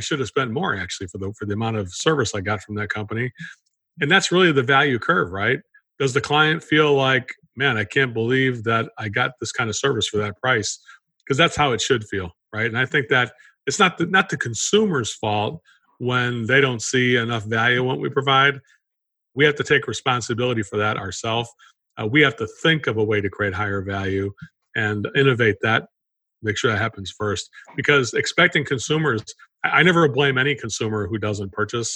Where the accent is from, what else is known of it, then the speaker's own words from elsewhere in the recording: Chicago, Illinois, United States; moved away; I come from Chicago area, originally grew up in that area